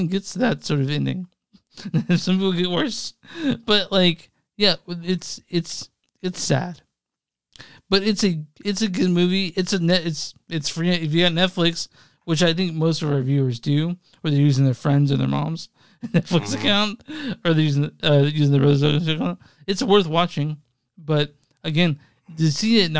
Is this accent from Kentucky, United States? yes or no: no; East Texas, United States; also born or lived in Louisiana; I'm from East Texas